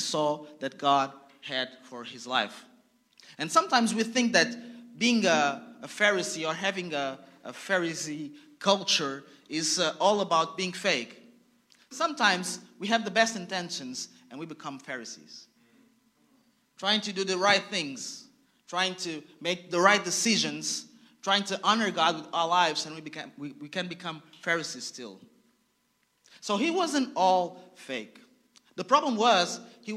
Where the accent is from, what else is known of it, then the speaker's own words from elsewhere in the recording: Angola; I was born in Angola